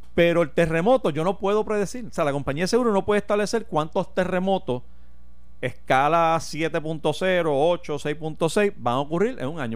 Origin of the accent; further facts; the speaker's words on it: Puerto Rico; nosotros como puertorriqueños